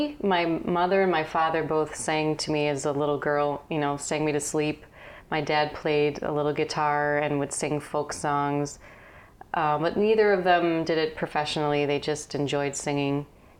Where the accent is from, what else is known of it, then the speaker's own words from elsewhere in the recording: Buffalo, New York, United States; moved away as an adult; also born or lived in Lakeland, Florida / Brooklyn / New Jersey; now in Queens, New York, United States; I grew up in Buffalo, New York, and I left there when I was 19 to go to Florida for a little while